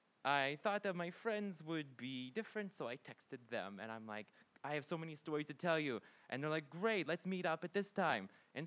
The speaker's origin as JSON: {"language": "English", "town": "Pittsburgh", "region": "Pennsylvania", "country": "United States", "also_born_or_lived": "Japan", "moved": "as an adult", "lives_now": "Sweden", "said": "I'm from Pittsburgh, Pennsylvania. I had originally lived in Japan before I came to Sweden."}